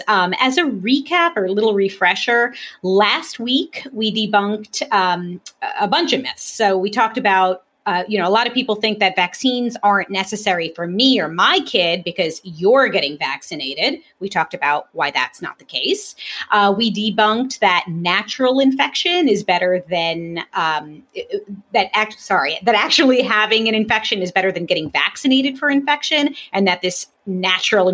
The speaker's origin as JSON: {"language": "English", "town": "New York City", "region": "New York", "country": "United States", "tie": "born or raised there", "said": "I grew up in Brooklyn"}